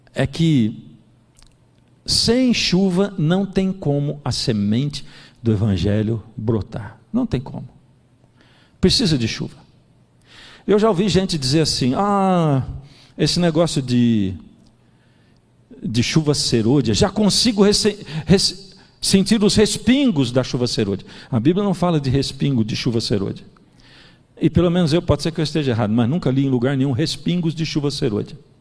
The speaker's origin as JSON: {"language": "Portuguese", "country": "Brazil", "said": "Eu que sou brasileiro"}